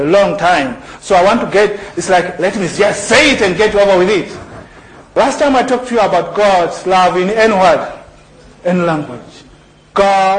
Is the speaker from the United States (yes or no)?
no; Zambia; moved away; also born or lived in Lesotho; when I grew up in Zambia